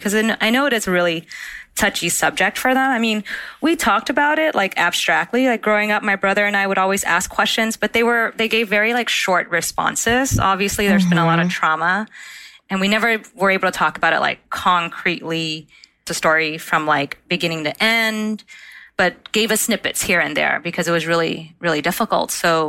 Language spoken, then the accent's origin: English; United States; born there; …, second part of my name, …, in Vietnamese means America. And so 9 months later, I was born in the States.